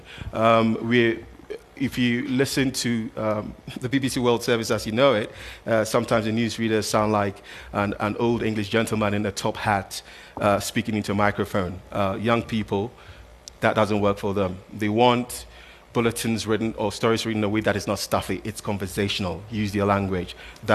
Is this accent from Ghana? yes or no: yes; Ghana; I'm from Ghana, so I like to cite a lot of these examples as well